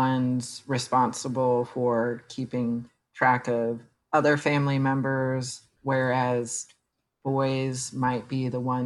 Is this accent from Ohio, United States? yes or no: no; Missouri, United States; moved away; I'm originally from Missouri